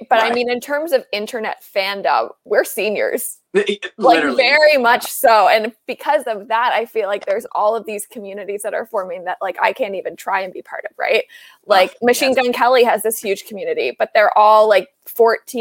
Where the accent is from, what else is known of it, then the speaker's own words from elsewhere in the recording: Canada; accent: Canadian; There's my first Canadian accent